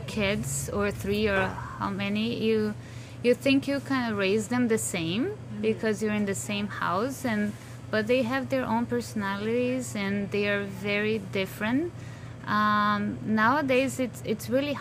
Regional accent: Brazil; English is a second language; moved away as an adult; now in Windsor, Canada; I'm from Brazil. I've been here for 20 years.

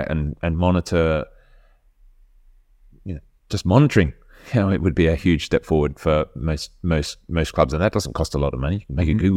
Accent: Poland; English is a second language; I grew up in Poland, so I definitely used to play around in sandpits

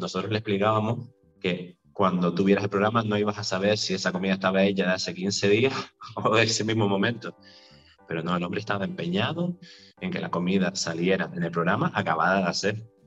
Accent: Vega de San Mateo, Canary Islands, Spain; Yo soy, soy de San Mateo, nací en San Mateo

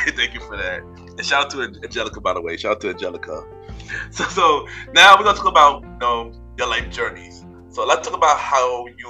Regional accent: New York, United States; me, I'm from New York

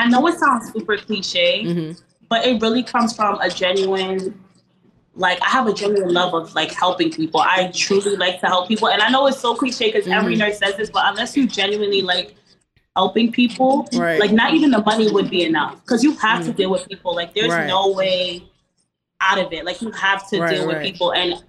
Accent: Florida, United States; I'm from Florida.

